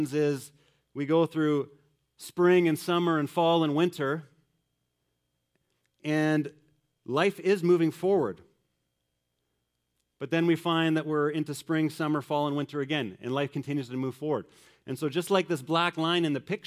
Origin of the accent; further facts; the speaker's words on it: Manitoba, Canada; growing up in Manitoba